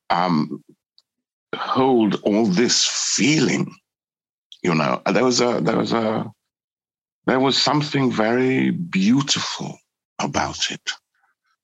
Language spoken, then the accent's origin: English; Newcastle upon Tyne, North East England, United Kingdom; moved away; also born or lived in Trinidad; I grew up in Newcastle